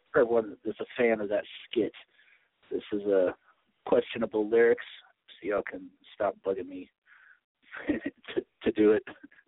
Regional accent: Michigan, United States; also born or lived in Las Vegas, Nevada; now in Columbus, United States; Now, I only live in Las Vegas for, you know, 4 or 5 days out of the year, but that still counts. But I'm from Michigan.

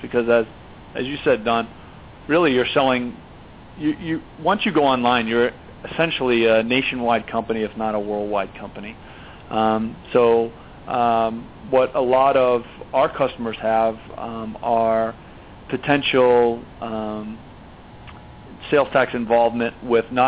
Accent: Boston, Massachusetts, United States; moved away as an adult; now in California, United States; Grew up on the East Coast, in Boston, born and raised there. Moved to California about 14 years ago

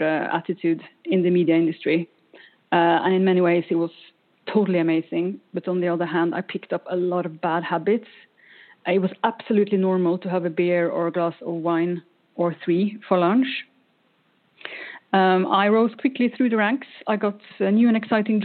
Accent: Norway; now in Sweden; I am not Swedish, even though I live in Sweden. I am from Norway. I was born in a small coastal town in Norway.

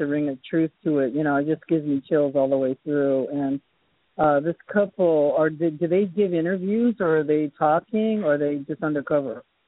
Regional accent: Boston, Massachusetts, United States; moved away; I was born in Boston

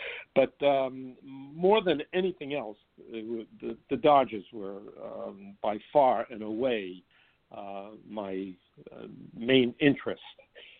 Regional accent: Bronx, New York, United States; I don't remember ever going to a Broadway show when I was growing up in the Bronx.

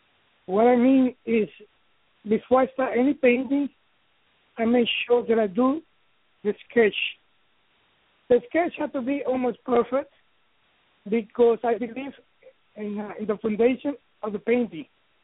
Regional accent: New York, United States; now in Miami, United States; I am from New York, and I guess all my inspiration from New York, even though I live in Miami.

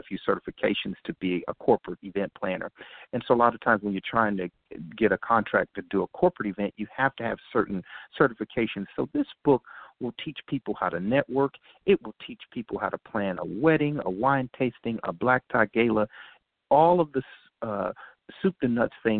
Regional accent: Gary, Indiana, United States; moved away; also born or lived in Maryland; I'm originally from Indiana

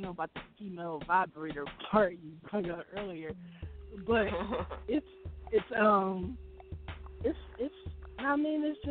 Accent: Philadelphia, Pennsylvania, United States; I'm from Warnock, Bang Bang, Warnock, Uptown, Philly

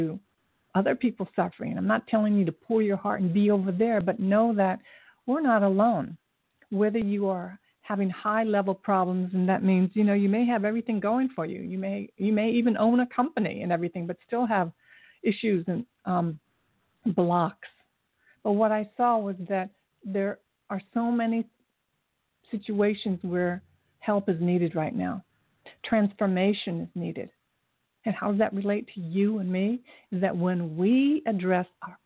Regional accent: Dayton, Ohio, United States; moved away; also born or lived in Japan / Columbus, Ohio; I was born in Japan, but I grew up in Dayton and went to college at Ohio State in Columbus

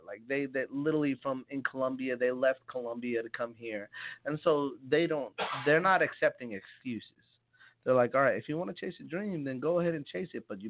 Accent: Freehold, New Jersey, United States; moved away as an adult; also born or lived in Elizabeth, New Jersey; In Freehold, New Jersey, is where I grew up. But I was born in Elizabeth.

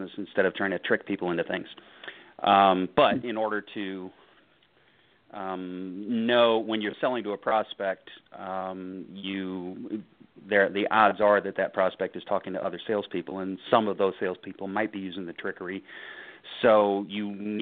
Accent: St. Louis, Missouri, United States; Born and raised in St. Louis

